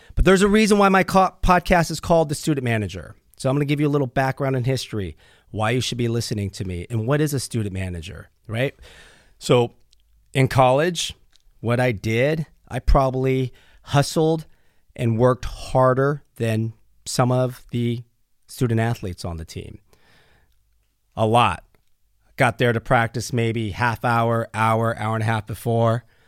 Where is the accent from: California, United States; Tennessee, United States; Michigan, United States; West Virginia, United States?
California, United States; Pleasanton; now in Newport Beach, United States; I grew up in Pleasanton, California. That's in Northern California